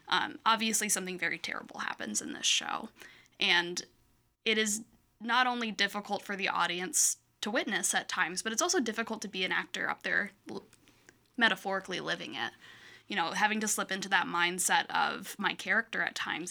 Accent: Michigan, United States; moved away as an adult; also born or lived in Iowa; now in Quad Cities, United States; I'm originally from Michigan. I just moved to, um, Iowa three years ago in the Quad Cities six months ago or so

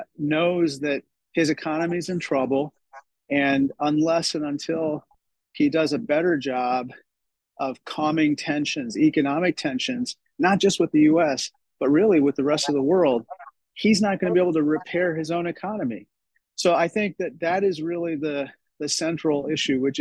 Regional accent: Peoria, Illinois, United States; We're Illinoisans. I'm from Peoria, and as a Peorian at heart

